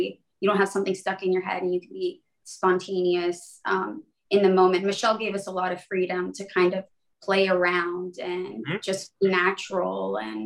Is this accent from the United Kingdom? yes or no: no; Vancouver, British Columbia, Canada; moved away; also born or lived in Los Angeles; my hometown in Vancouver, Canada